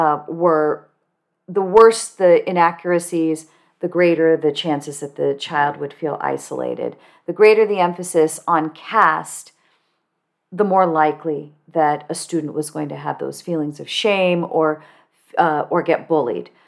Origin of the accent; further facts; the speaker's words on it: Cupertino, California, United States; I grew up in Cupertino, California, which today is very diverse